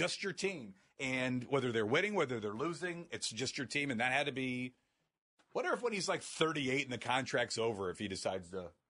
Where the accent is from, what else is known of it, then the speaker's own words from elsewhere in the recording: Akron, Ohio, United States; I was born and raised in Akron, so technically not in the Cleveland area